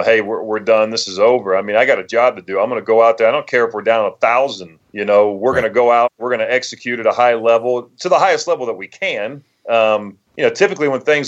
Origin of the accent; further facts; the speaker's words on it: New Madison, Ohio, United States; moved away as an adult; now in Foxborough, United States; I grew up in Dark County, Ohio, which is West Central Ohio.